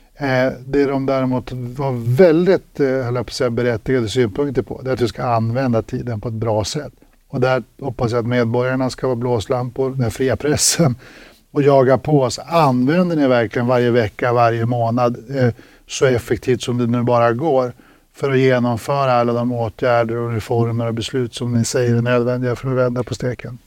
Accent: Örnsköldsvik, Västernorrland County, Sweden; jag kommer ju själv från landsorten. Jag är ju själv från Örnsköldsvik

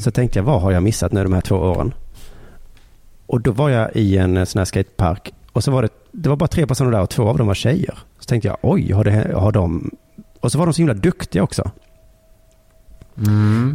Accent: Sweden; vi svenskar

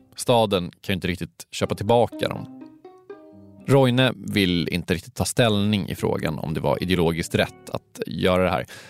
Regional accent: Stockholm, Stockholm County, Sweden; jag är från Stockholm.

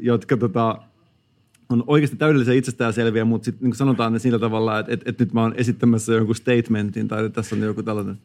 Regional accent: Turku, Southwest Finland, Finland; accent: Turku dialect; mua on oikeasti arvosteltu mun Turun murteen nuotista.

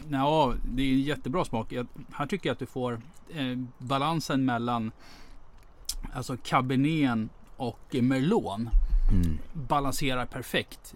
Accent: Russia; now in Sweden; som ryss själv

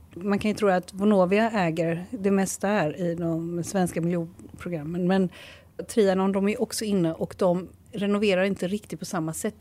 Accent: Malmö, Skåne, Sweden; vi växte upp i Malmö på 80-talet

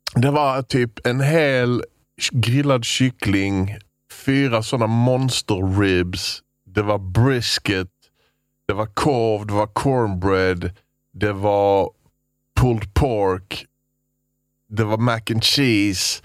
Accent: Sweden; Vi sa vi var från Sverige

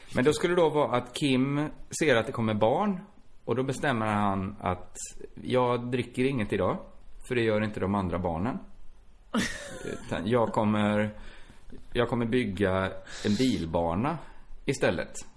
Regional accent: Borås, Västra Götaland, Sweden; Borås, som är min hemstad

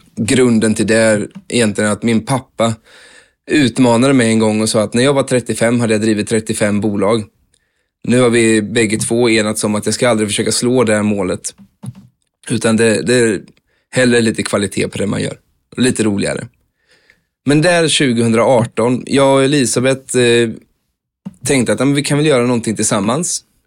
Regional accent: Vimmerby, Kalmar County, Sweden; moved away as an adult; also born or lived in Mölndal

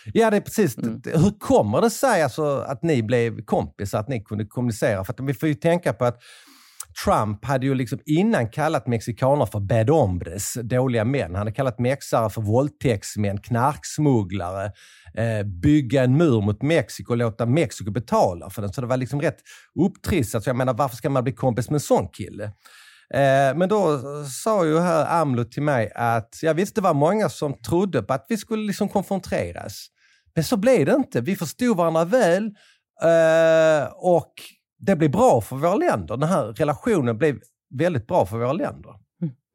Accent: Sweden; moved away; Jag kommer från ett litet land i, i periferin

